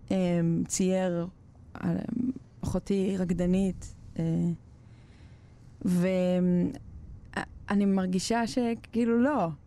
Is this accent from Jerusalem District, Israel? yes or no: no; Ashdod, Southern District, Israel; also born or lived in Bnei Brak / Petah Tikva / Kiryat Gat / Shtulim; עברנו לפתח תקווה לאיזה שנה נוספת, ואז כזה עד כיתה ב' הייתי בקריית גת, ומכיתה ב' עד ט' היינו באשדוד.